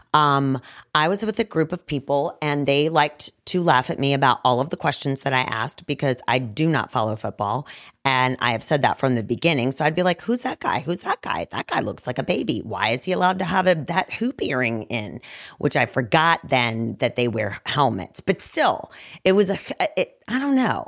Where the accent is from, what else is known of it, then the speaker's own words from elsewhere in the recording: Roanoke, Virginia, United States; I was born in the Star City